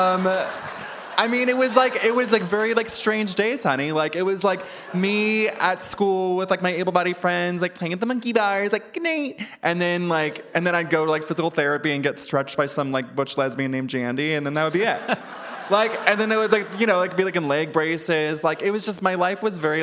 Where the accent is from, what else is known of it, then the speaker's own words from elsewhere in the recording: Ventura, California, United States; I'm from Ventura